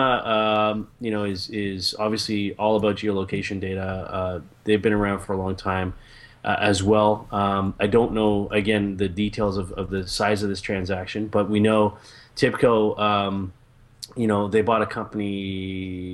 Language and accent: English; Canada; I'm Canadian